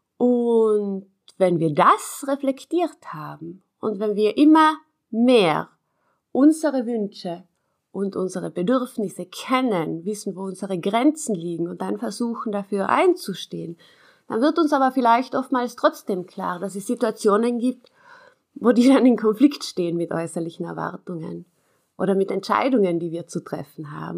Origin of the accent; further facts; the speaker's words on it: South Tyrol, Trentino-Alto Adige, Italy; bei uns in Südtirol